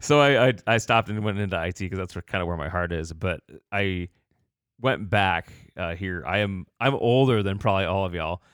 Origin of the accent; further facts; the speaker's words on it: Batavia, Illinois, United States; now in Goshen, United States; I was born in this area, um, but then did most of my growing up in the Chicagoland area